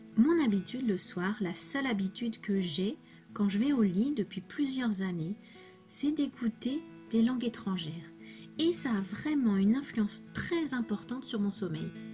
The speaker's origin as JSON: {"language": "French", "country": "France", "first_language": "French"}